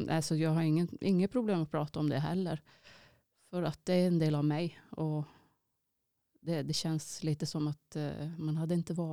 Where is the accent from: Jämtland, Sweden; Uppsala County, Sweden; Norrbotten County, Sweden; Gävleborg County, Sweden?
Norrbotten County, Sweden; Kiruna; also born or lived in Finland; men eh, jag är ju från Kiruna, det är ju mina föräldrar också.